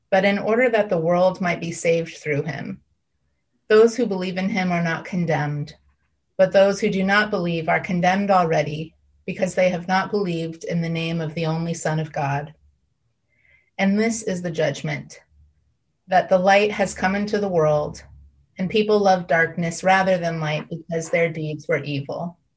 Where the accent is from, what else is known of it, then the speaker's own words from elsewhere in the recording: Midwest, United States; I grew up in the Midwest and i definitely seen those throw pillows